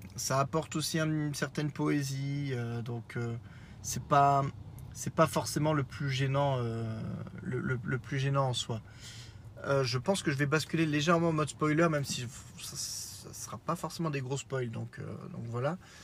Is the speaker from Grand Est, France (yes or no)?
yes; Lorraine, Grand Est, France; accent: Lorrain; mon accent lorrain un peu trop proéminent.